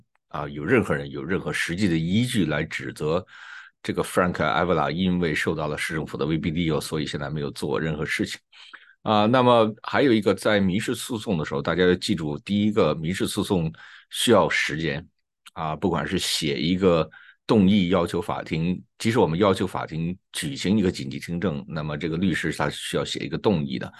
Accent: China; 用我们中国人说的话，需要有一个说法。

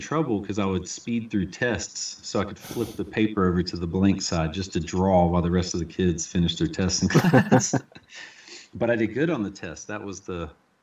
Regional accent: Fayetteville, North Carolina, United States; we grew up in Fayetteville, North Carolina

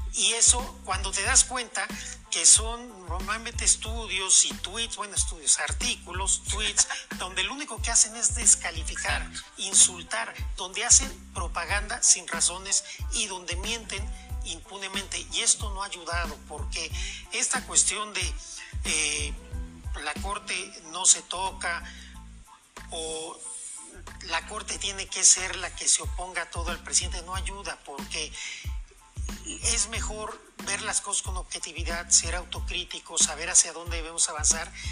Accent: Mexico; como mexicanas y como mexicanos

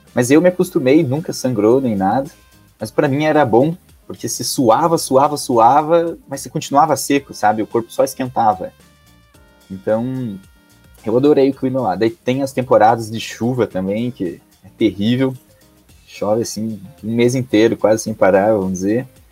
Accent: Ponta Grossa, Paraná, Brazil; also born or lived in Brasília; sou aqui de Ponta Grossa, pertinho de Curitiba

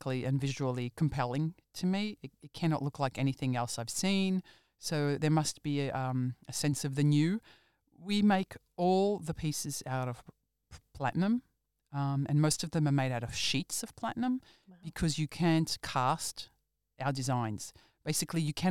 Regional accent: Australia; growing up in Australia

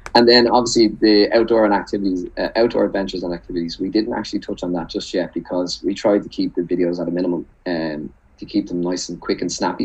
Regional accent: Dublin, Leinster, Ireland; I'm from Dublin

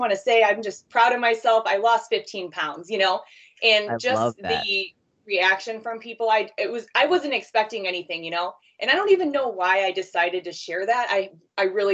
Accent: Sycamore, Illinois, United States; I'm from Sycamore, Illinois, Northern Illinois, like about an hour from Chicago

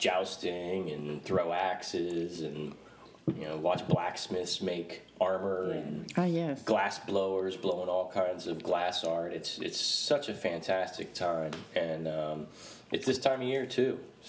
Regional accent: Columbia, Maryland, United States; we grew up in a town called Columbia, right in between Washington and Baltimore

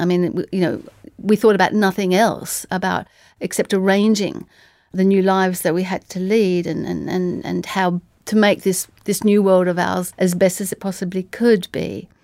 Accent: Tasmania, Australia; I'm from Tasmania

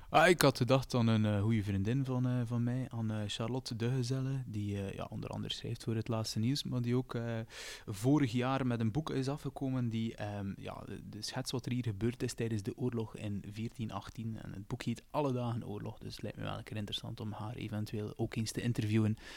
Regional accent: Roeselare, Flanders, Belgium; we zijn met drie van Roeselaar

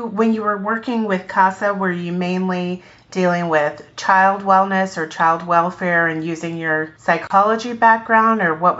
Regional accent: Brunswick, Georgia, United States; I'm from Brunswick.

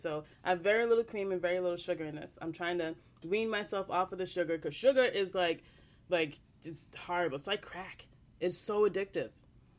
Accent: Long Island, New York, United States; I grew up on Long Island

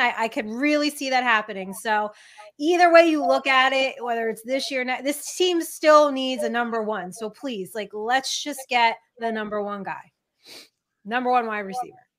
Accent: Rumson, New Jersey, United States; my hometown here at Rumson High School

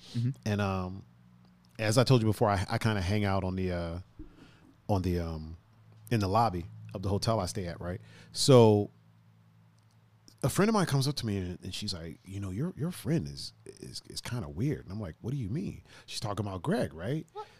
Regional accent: Ohio, United States; Well, we're coming from Illinois in Indiana, going to Ohio, which we call home.

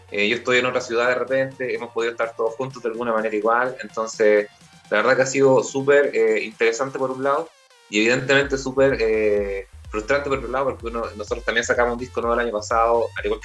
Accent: Temuco, Araucanía, Chile; como nosotros éramos de Temuco, o sea, somos de Temuco, yo vivo en Temuco todavía

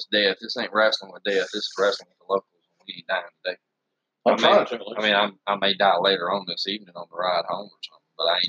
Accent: England, United Kingdom; Bloody British.

